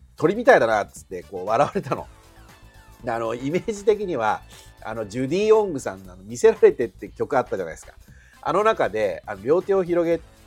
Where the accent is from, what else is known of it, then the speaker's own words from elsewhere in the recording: Shizuoka, Japan; accent: Shizuoka dialect; 私たちダモンデ県民は他県の方々方々からするとちょいちょいイントネーションがおかしいらしい